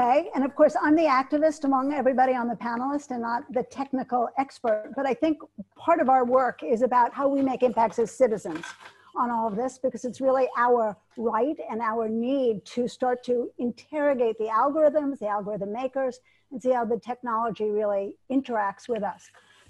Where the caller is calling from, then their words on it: Geneva, Switzerland; Hi, I'm calling in from Geneva, Switzerland.